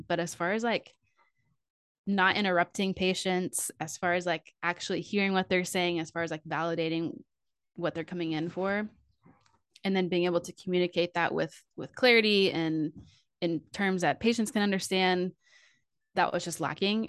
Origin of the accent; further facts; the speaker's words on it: Fort Worth, Texas, United States; I grew up in Fort Worth, Texas